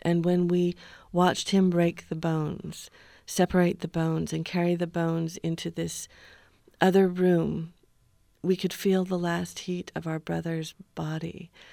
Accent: the West, United States; now in Grand County, Utah, United States; we grew up in the West outside camping

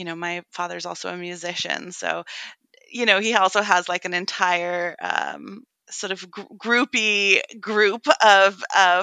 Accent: Western Massachusetts, United States; also born or lived in Brooklyn, New York; I live now and grew up in a very progressive part of Western Massachusetts. So one of my first takeaways when we moved here from Brooklyn, New York

